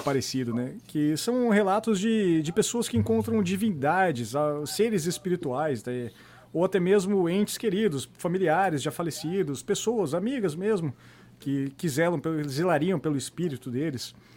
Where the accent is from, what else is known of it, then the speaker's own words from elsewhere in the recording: Brazil; a gente vive sendo brasileiro